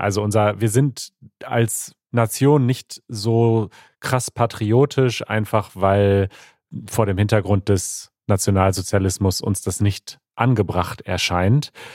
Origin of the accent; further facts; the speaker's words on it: India; German is a second language; ich komme aus Indien